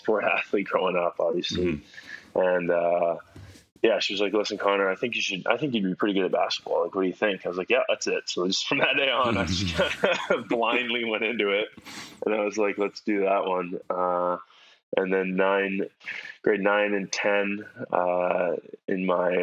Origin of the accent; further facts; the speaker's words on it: Victoria, British Columbia, Canada; moved away as an adult; now in Badalona, Spain; I grew up in Victoria, went to Frank Hobbs Elementary School